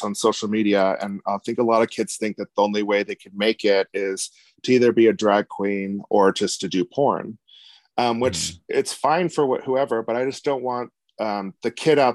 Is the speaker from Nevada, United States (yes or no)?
yes; Reno, Nevada, United States; Where I'm from is Reno, Nevada. Small town